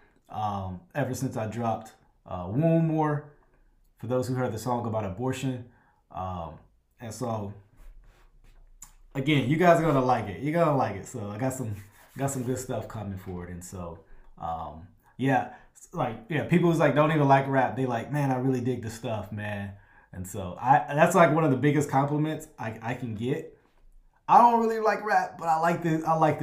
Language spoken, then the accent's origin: English; Louisiana, United States; I'm from Louisiana